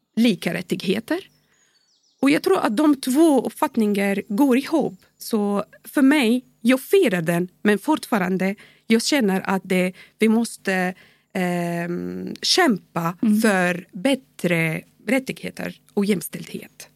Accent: Syria; Swedish is a second language; also born or lived in Bahrain / Dubai; now in Sweden; Jag kommer från Syrien

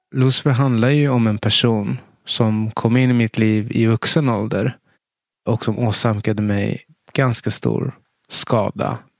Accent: Stockholm, Stockholm County, Sweden; jag är uppvuxen i, i Tensta

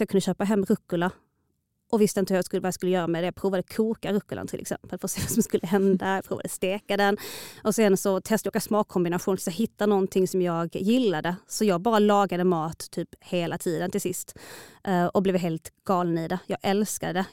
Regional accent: Malmö, Skåne, Sweden; also born or lived in Stockholm; Jag är född och uppvuxen i Malmö förutom några få år iväg

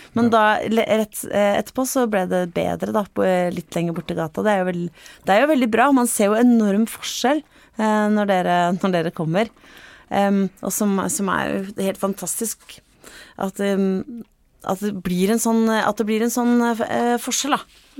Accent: Vestfold, Norway; Jeg er jo fra, fra Vestfold, sånn som deg

